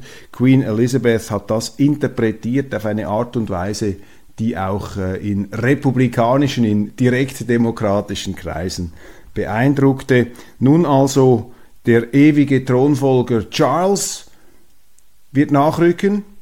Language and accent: German; Switzerland; Und daraus lernen wir als Schweizer, dass eben die Neutralität am richtigen Ort eingesetzt